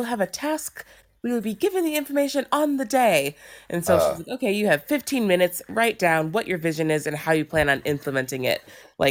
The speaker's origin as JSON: {"language": "English", "region": "Minnesota", "country": "United States", "moved": "yes", "lives_now": "London, United Kingdom", "said": "I'm from Minnesota. That's where I'm from."}